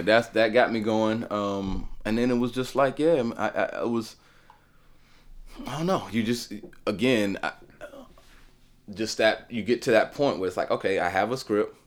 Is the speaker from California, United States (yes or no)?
no; Nashville, Tennessee, United States; me being in Nashville, born and raised in Nashville